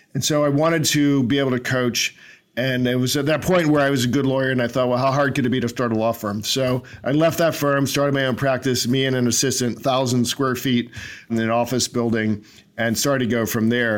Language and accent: English; Northern Virginia, United States; We grew up in Northern Virginia in the sixties